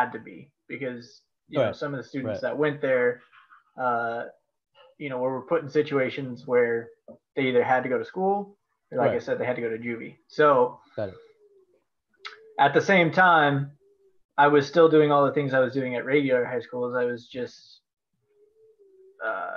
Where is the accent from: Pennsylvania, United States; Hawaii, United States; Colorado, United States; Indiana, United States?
Colorado, United States; I grew up in Colorado